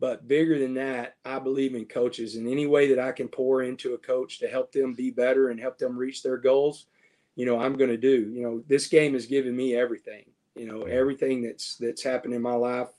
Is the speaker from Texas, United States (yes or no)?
yes; Texas, United States; being a Texan and being a Texas high school coach for so long